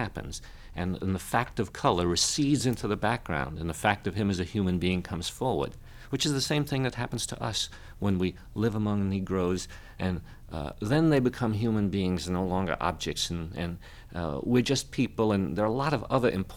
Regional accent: the North, United States; moved away as an adult; also born or lived in Atlanta, Georgia; as a Northerner, a kind of prejudiced Northerner

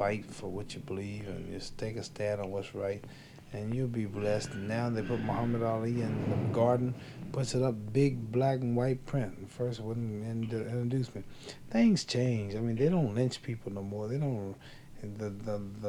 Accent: Louisville, Kentucky, United States; Louisville, my hometown

